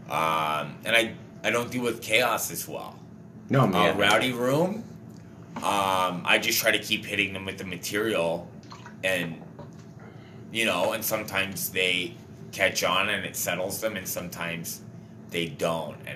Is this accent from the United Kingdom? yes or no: yes; London, United Kingdom; Like London, you know, like mid-sized working class cities